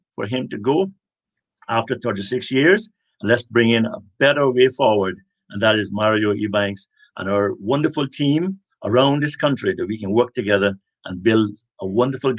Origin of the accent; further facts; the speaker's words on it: West Bay, Cayman Islands; also born or lived in Cuba; before that, I grew up in West Bay